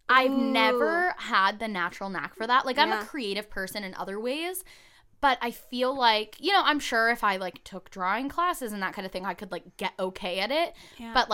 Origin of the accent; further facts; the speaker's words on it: California, United States; also born or lived in New York; So I was born in New York, and then we moved to an apartment here in Southern California.